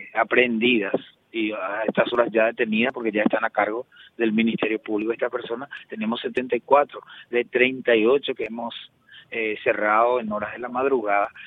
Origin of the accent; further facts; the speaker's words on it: Paraguay; hablo como ciudadano paraguayo